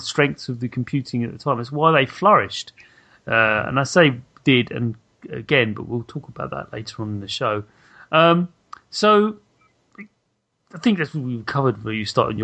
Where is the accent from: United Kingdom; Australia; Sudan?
United Kingdom; I actually read 2000 AD as a kid. Why wouldn't I? I'm British